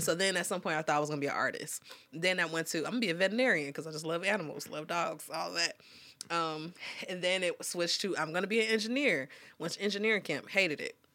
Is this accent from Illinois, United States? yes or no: yes; Dolton, Illinois, United States; I'm from Dalton, Illinois, and it's the Chicagoland area